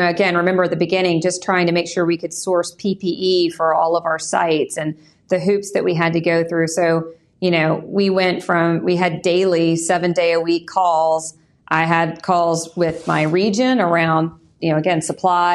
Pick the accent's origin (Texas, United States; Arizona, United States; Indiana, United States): Texas, United States; Pasadena; I grew up in Pasadena, Texas, on the southeast side of Houston